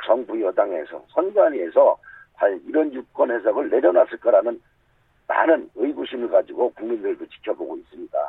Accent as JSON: {"language": "Korean", "region": "Daejeon", "country": "South Korea", "tie": "born or raised there", "said": "대전 중구에 함께 하면서 자라왔습니다."}